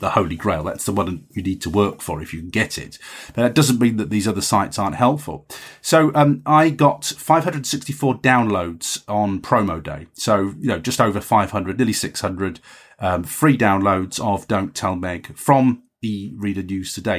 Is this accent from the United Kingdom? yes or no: yes; England, United Kingdom; as an English writer